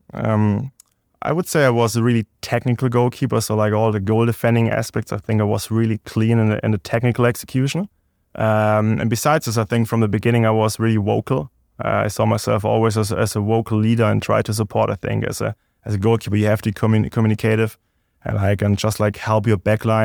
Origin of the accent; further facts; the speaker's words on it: Stuttgart, Baden-Württemberg, Germany; English is a second language; moved away as an adult; also born or lived in Hickory, North Carolina; now in United States; I'm from Stuttgart, uh, Germany, so it's like, uh, more like dialect accent thing.